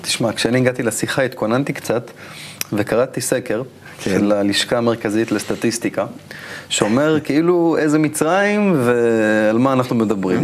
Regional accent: Israel; אני כישראלי שחי היום במדינה

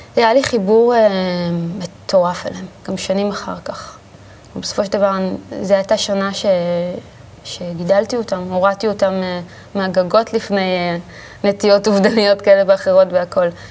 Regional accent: Ra'anana, Central District, Israel; also born or lived in Tel Aviv; גדלנו ברעננה

